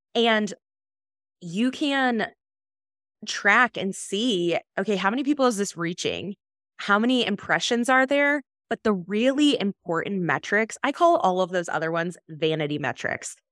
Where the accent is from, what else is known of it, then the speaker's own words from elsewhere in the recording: Michigan, United States; I grew up in Michigan